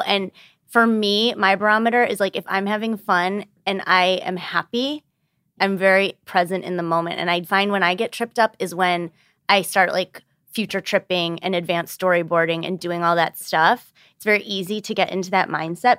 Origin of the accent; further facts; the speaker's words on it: Birmingham, Michigan, United States; 34 and I'm from Birmingham, Michigan